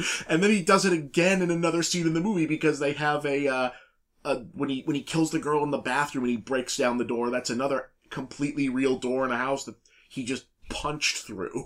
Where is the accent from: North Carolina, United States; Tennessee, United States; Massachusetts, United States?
Massachusetts, United States; Boston; accent: Boston; we, we're, we're both from Boston area